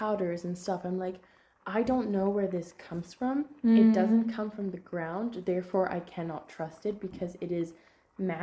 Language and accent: English; France; moved away as an adult; now in Galway, Ireland; where I'm from in France